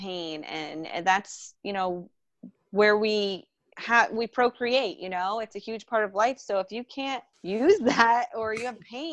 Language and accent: English; Jupiter, Florida, United States; I'm from Jupiter, Florida, and it's paradise. It's home to me.